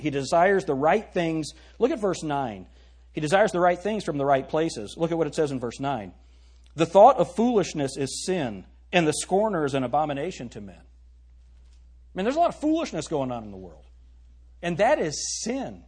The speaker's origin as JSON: {"language": "English", "country": "United States", "said": "I am very proud to be an American"}